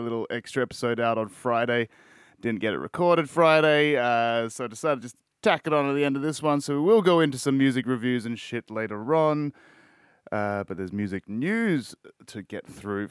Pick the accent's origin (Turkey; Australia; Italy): Australia; I'm Australian